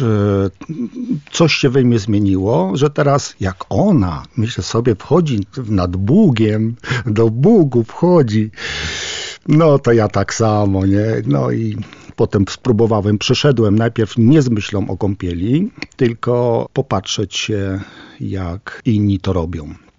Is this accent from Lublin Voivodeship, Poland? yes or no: yes; Włodawa, Lublin Voivodeship, Poland; now in Lublin, Poland; Ja jestem z Nadbuga, y, urodziłem się we Włodawie, znam te tereny